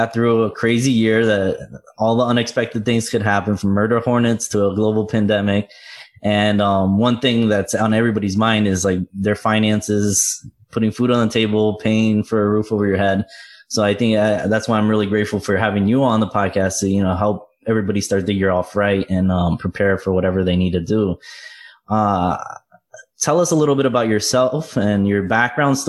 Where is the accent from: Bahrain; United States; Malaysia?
United States; South Florida; I grew up in South Florida